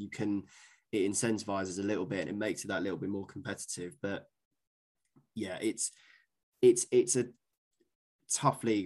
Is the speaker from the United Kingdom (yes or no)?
yes; London, United Kingdom; moved away; I'm originally from London